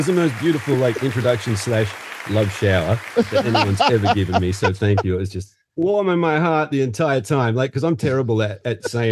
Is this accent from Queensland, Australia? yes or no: no; Muswellbrook, New South Wales, Australia; also born or lived in Sydney; now in Newcastle, Australia; I'm born and raised in Australia. I was born in a little regional town called Musselbrook, which is in the western part of New South Wales